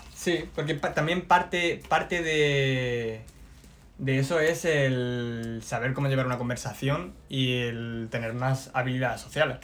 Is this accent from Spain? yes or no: yes; Loja, Andalusia, Spain; Vengo de Loja. Vengo de. de una, un barrio tranquilo.